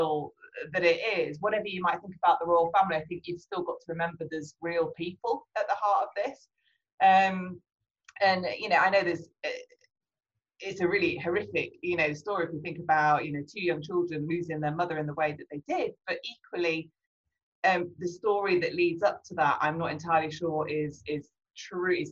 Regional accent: Wales, United Kingdom; growing up in Wales

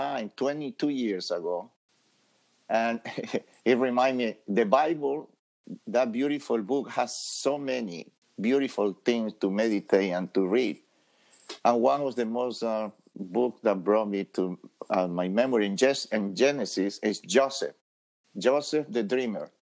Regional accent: Ecuador; English is a second language; moved away as an adult; now in United States; I am from Ecuador, South America, beautiful country

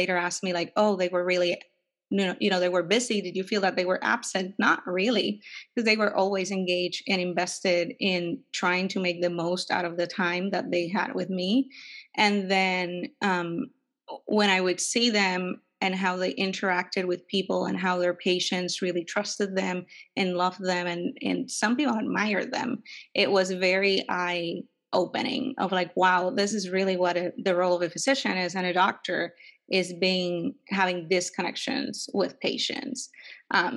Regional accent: Puerto Rico; moved away as an adult; also born or lived in New York City; now in San Francisco Bay Area, United States; And I was born in Puerto Rico and raised there

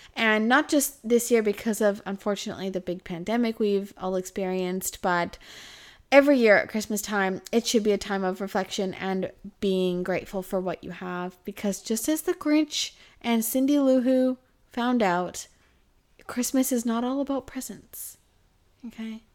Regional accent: Kelowna, British Columbia, Canada; now in Australia; in my hometown called, uh, in Kelowna

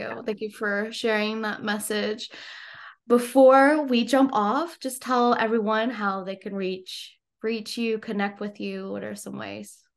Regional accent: United States; I was born actually in the States

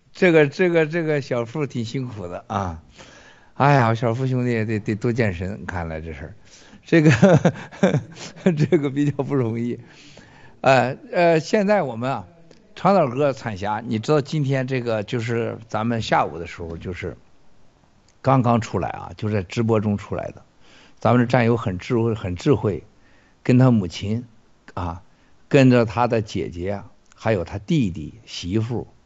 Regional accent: China; 我们中国人思维当中啊，你看分得很清楚的

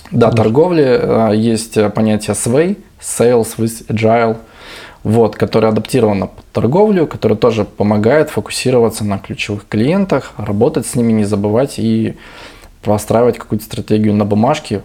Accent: Vladivostok, Primorsky Krai, Russia; это какой-то наш менталитет Владивостока

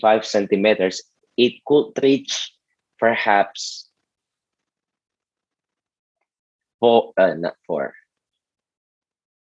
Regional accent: Jakarta, Indonesia; I was born and studying and living in Jakarta until now

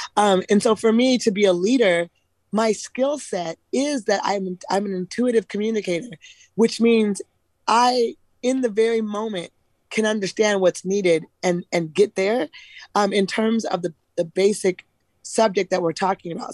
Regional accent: Eugene, Oregon, United States; I'm actually from Eugene.

